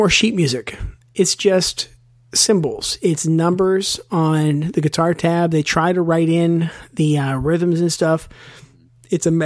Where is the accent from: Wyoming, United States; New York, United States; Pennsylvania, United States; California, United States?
Pennsylvania, United States; Western; also born or lived in Pittsburgh; Chris and I grew up in Western Pennsylvania